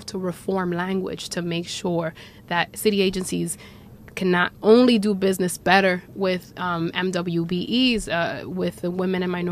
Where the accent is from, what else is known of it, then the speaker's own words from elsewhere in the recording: New York City, New York, United States; I'm Dominicana, I was born and raised in Washington Heights